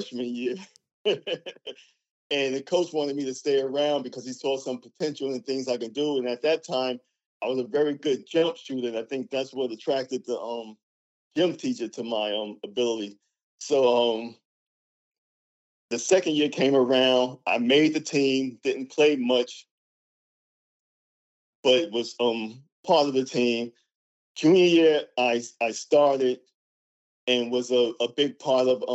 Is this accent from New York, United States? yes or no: yes; New York City, New York, United States; growing up in the Bronx